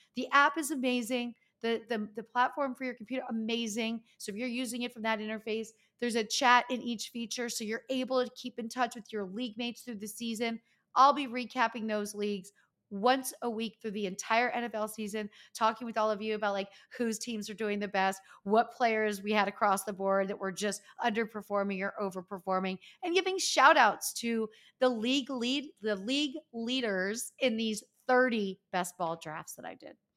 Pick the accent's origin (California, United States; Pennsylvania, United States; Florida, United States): Pennsylvania, United States; Easton; moved away as an adult; my friends from growing up, my hometown